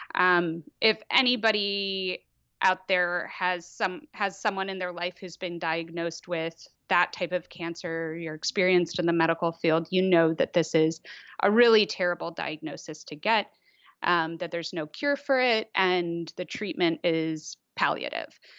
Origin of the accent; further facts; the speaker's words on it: Washington, District of Columbia, United States; moved away as an adult; now in Netherlands; I am truly from D C. Um, yeah, so I, yeah, I, similarly, I was there until I was eighteen